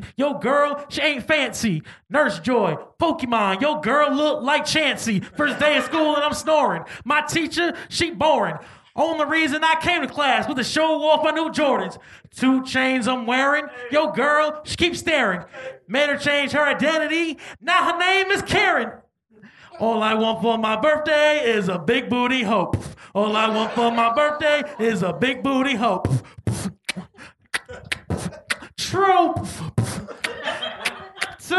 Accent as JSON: {"language": "English", "town": "New York City", "region": "New York", "country": "United States", "said": "I'm from the South Side, Jamaica, Queens"}